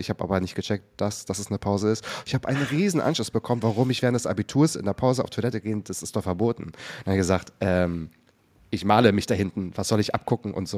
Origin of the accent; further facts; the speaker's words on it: Waren, Mecklenburg-Vorpommern, Germany; Ich komme nämlich aus Waren an der Müritz. Ich bin auch aus Mecklenburg-Vorpommern.